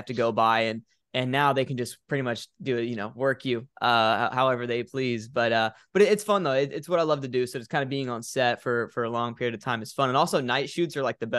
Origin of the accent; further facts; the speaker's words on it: Florida, United States; I'm from Florida. Big storms here